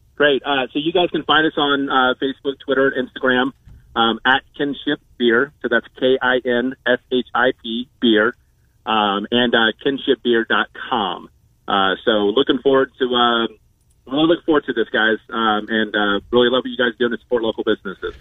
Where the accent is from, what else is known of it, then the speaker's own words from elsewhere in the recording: Georgia, United States; moved away as an adult; I'm from Georgia.